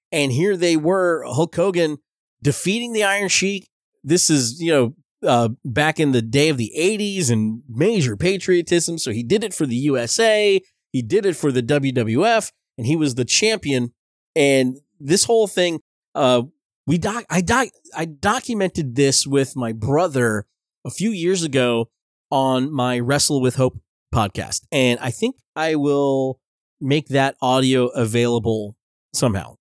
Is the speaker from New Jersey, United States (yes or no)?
yes; Belleville, New Jersey, United States; I grew up in Belleville, New Jersey